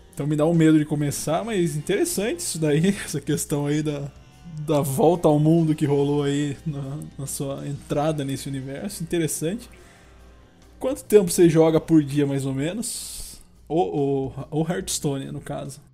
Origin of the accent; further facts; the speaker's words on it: interior of São Paulo, Brazil; eu sou do interior de São Paulo